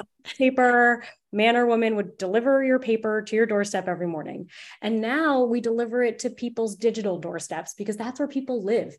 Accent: Narragansett, Rhode Island, United States; I was an intern at my hometown newspaper, The Narragansett Times

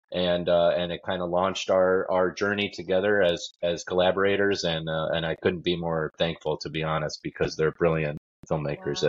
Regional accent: Detroit, Michigan, United States; I grew up in Detroit

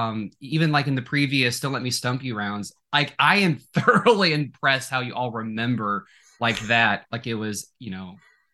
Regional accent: Nebraska, United States; moved away as an adult; also born or lived in Indianapolis, Indiana; I currently reside in Lincoln, Nebraska, and I'm originally from Nebraska. At one point in my life, I moved to Indiana for a few years. I lived in Indianapolis, Indiana. And then I moved back to Nebraska

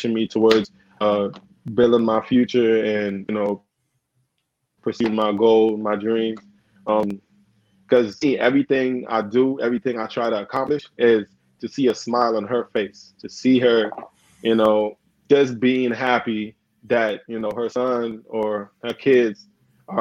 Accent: Grenada; moved away; also born or lived in Carriacou, Grenada / United States; I grew up on Grenada. Like, my nationality is Grenada, mm-hmm. but it's actually a smaller island, which is part of, you know, is a tri-island

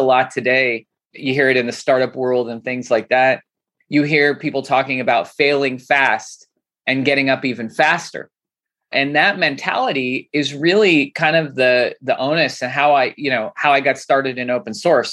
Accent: Santa Clarita, California, United States; also born or lived in Los Angeles; growing up in Santa Clarita, it's funny. It's like LA. It's an hour north.

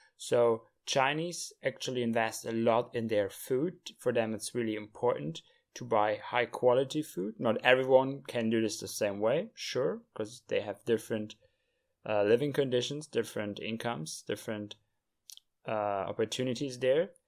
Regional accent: Germany; moved away as an adult; also born or lived in Europe; now in China; Germany as well, in my home country.

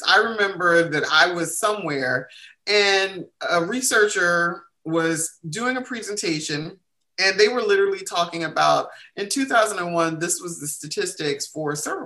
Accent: the South, United States; I'm from the South

